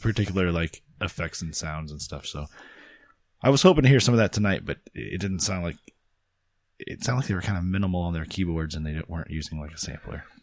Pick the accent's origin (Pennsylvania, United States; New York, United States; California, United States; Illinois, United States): Illinois, United States; Champaign; my hometown